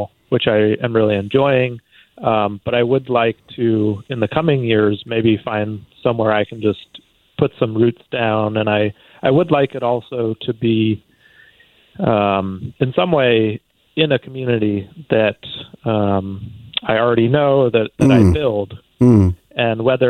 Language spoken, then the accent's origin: English; Connecticut, United States; moved away; also born or lived in China; growing up in Connecticut, I think my sense of home was very rooted in the physical space there